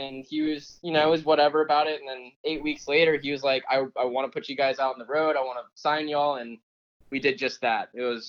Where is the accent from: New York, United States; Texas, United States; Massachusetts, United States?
Texas, United States; Katy; also born or lived in California; It's called Katy. It's where I grew up personally. I moved here from California when I was like about 12, been living in Katy ever since.